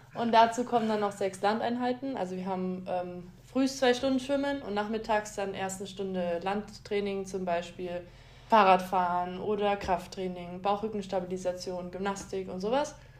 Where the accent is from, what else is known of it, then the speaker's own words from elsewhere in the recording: Augsburg, Bavaria, Germany; ich bin in Augsburg geboren